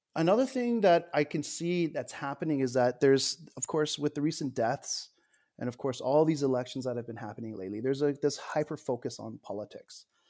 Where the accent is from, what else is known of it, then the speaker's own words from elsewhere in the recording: Edmonton, Alberta, Canada; I'm born in Edmonton